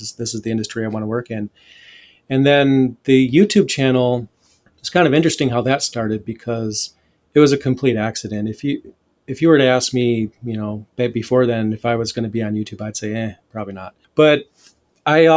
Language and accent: English; Flint, Michigan, United States; I grew up in Flint, Michigan, in the poorer areas